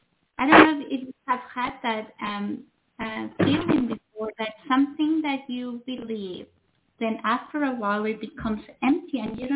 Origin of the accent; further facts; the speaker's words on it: Mexico; I was brought up in Mexico. So I was brought up in Catholicism, but in the Mexican way